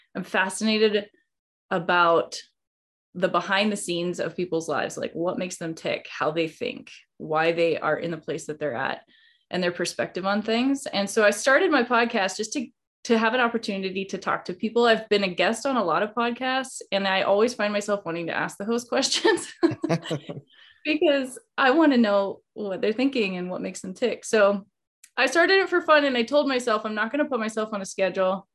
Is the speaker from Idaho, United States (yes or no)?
yes; Idaho, United States; now in Montana, United States; I live in Montana, but I grew up in Idaho.